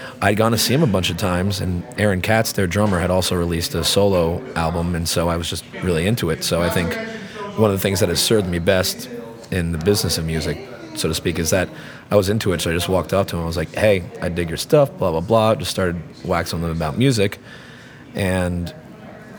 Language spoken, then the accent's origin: English; Southbury, Connecticut, United States; also born or lived in Boston, Massachusetts; I grew up in Southbury